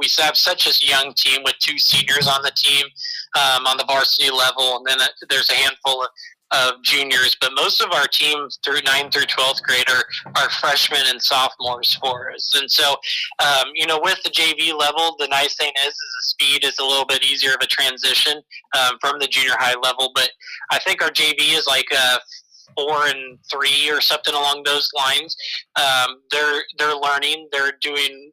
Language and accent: English; WACO community, Iowa, United States; growing up at the Waco community and always running around with the Columbus Junction and Winfield community